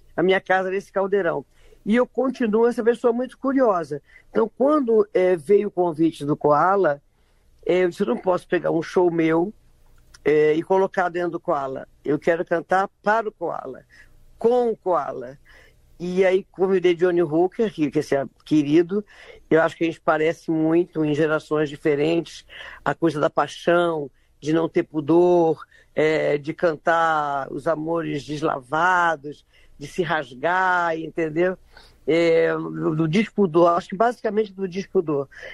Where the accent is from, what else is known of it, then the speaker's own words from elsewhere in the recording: Belém, Pará, Brazil; na minha infância, em Belém